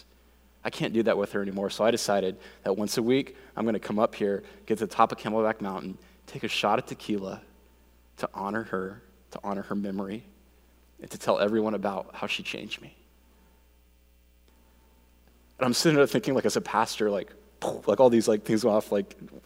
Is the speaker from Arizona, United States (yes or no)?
yes; Phoenix, Arizona, United States; I grew up here in Phoenix